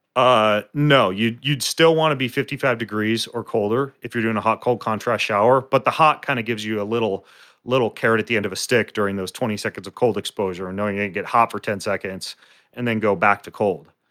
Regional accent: North Idaho, United States; I grew up in North Idaho.

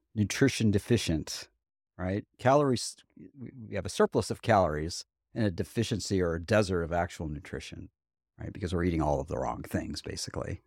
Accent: Huntsville, Alabama, United States; also born or lived in Buffalo, New York; we moved from Buffalo, New York to Huntsville, Alabama when I was eight years old in second grade

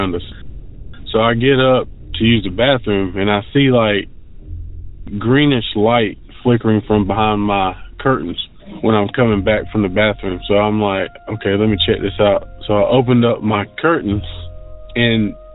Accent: Rock Hill, South Carolina, United States; I'm from South Carolina, Rock Hill, to be exact

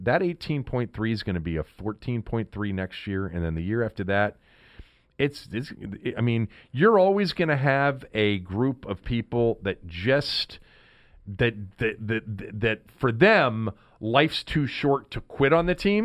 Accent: Washington, District of Columbia, United States; born or raised there

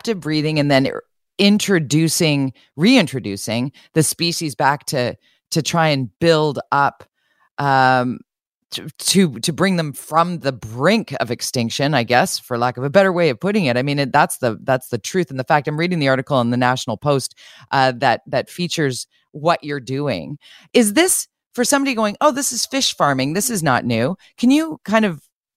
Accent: Vancouver, British Columbia, Canada; being a West Coaster, you know, born and raised in Vancouver, as a small child, I remember going to the Capilano fish hatchery

